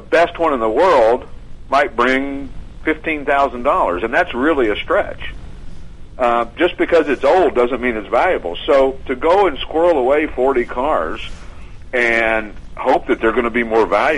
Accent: Knoxville, Tennessee, United States; I'm from Knoxville, Tennessee

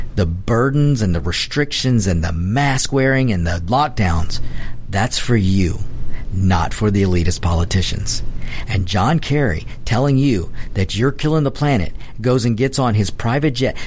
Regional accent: United States; I, am Hispanic. Um, I am um, Mexican and uh, Spanish and uh, and I love my my history. I love my family. I love my roots. Uh, but I'm an American first, folks. I'm an American

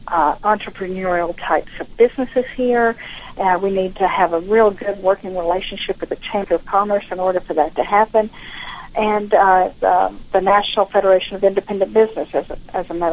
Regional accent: United States; moved away as an adult; also born or lived in Washington, D.C. area; I was born and raised here in Forsyth County, so I'm one of those rare natives

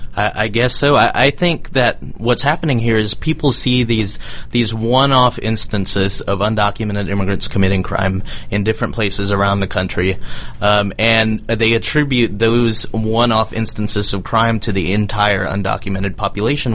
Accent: Macon, Georgia, United States; Mercer University down in Macon, where I grew up

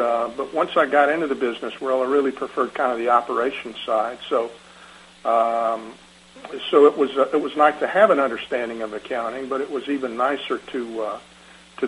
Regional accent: Decatur, Georgia, United States; I was raised in Decatur

